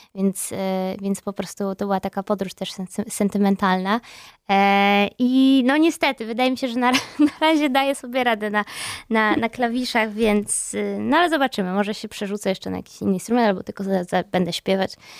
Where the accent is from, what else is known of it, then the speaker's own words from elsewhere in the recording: Gdańsk, Pomeranian Voivodeship, Poland; moved away; ja też jestem z Gdańska